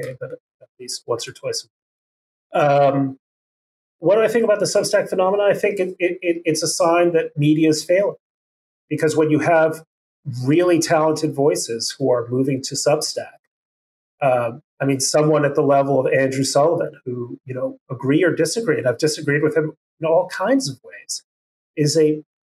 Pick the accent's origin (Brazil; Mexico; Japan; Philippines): Mexico; Mexico City; moved away; also born or lived in Chicago; you're coming from Mexico City